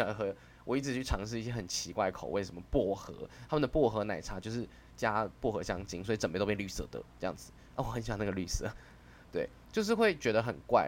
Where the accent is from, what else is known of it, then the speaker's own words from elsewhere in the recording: Taiwan; 身为台湾人